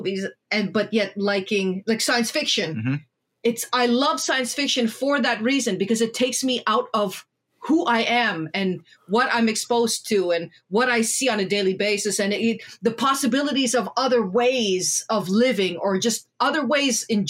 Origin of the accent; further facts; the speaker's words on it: Canada; us as children of immigrant parents in Canada